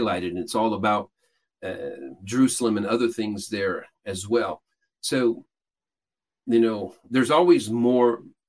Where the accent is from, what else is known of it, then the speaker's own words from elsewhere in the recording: Peru; I grew up in Peru, South America. My parents were missionaries there.